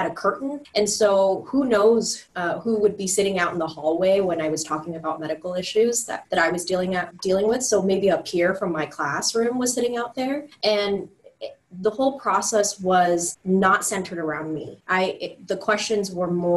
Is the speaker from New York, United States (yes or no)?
no; Seattle, Washington, United States; I'm born and raised in Seattle.